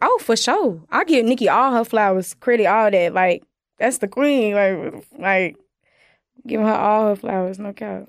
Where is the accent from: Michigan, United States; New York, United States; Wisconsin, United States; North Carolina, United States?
North Carolina, United States; Winston-Salem; I'm from Winston Salem